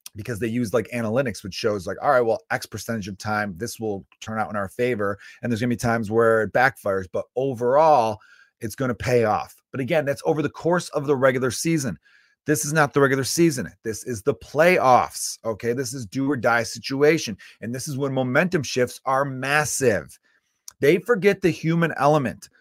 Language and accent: English; United States; as an American